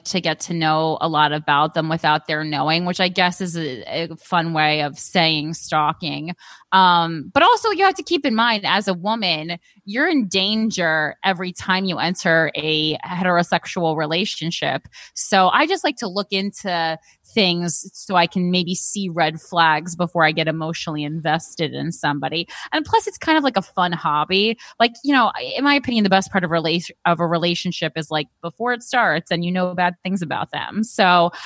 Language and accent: English; Union, New Jersey, United States; I'm from Union